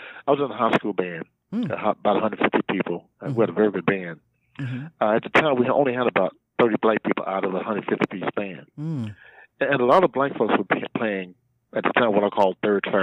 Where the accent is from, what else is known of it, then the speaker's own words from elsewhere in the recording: Central Georgia, United States; moved away as an adult; now in Austin, United States; I was born in Central Georgia, so I came here in 1980